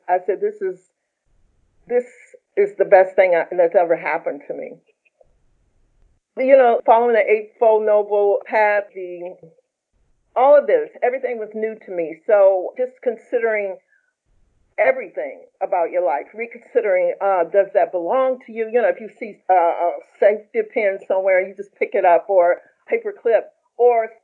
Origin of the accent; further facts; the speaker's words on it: Roanoke, Virginia, United States; moved away; also born or lived in New York; I'm from Roanoke, Virginia, and my family's from there as well. Eventually, I moved to New York.